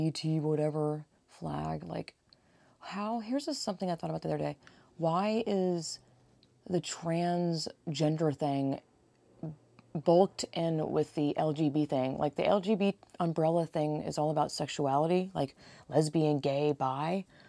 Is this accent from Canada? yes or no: no; Georgia, United States; now in California, United States; I grew up in Georgia, and I'm living in California, so it's, like, totally different coasts